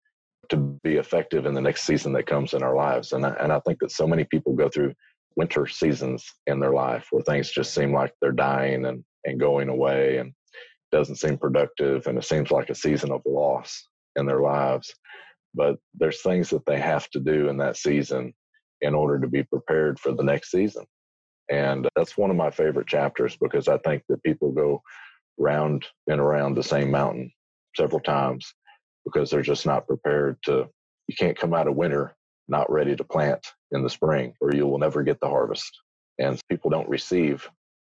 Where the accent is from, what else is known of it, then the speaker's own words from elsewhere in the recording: Muscatine, Iowa, United States; I grew up in Iowa. Yeah. Muscatine, Iowa, right along the Mississippi River